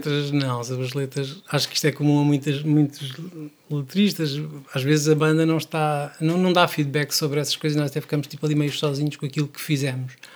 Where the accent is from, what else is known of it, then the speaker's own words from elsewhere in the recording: Praia da Barra, Aveiro District, Portugal; Barra é de onde eu sou